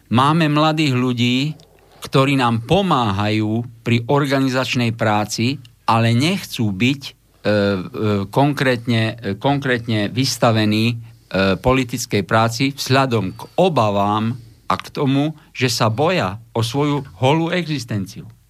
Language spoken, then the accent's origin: Slovak; Košice, Košice Region, Slovakia; ja ako Košičan